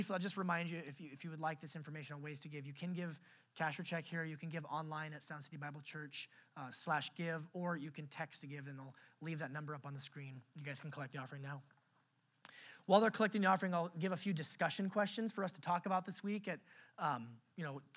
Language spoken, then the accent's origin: English; United States